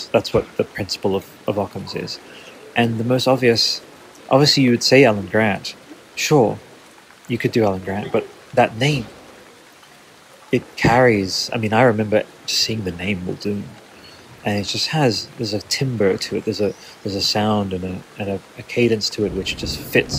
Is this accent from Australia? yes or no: yes; Australia; I'm an Australian artist